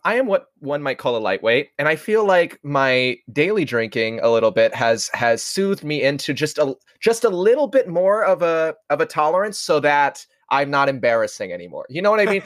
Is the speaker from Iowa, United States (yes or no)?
yes; Iowa, United States; we come from Iowa